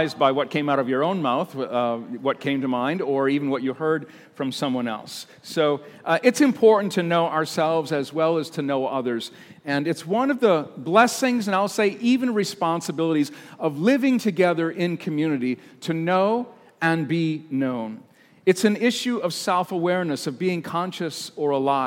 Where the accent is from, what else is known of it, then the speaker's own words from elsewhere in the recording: United States; I'm an American